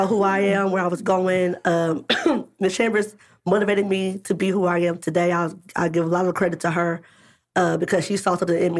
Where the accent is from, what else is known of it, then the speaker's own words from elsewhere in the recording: Springfield, Illinois, United States; when I grew up in Springfield, I was involved in the Springfield Urban League program.